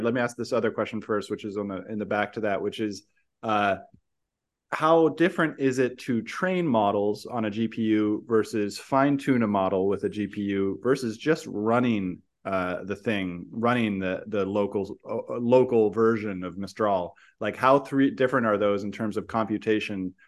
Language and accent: English; San Francisco, California, United States; moved away; I grew up in San Francisco. I still love it, but also I moved away